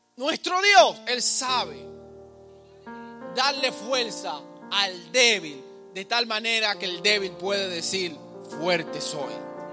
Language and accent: Spanish; Dominican Republic; now in United States; yo soy dominicano. Aunque mi pasaporte diga lo que diga, yo soy, yo nací aquí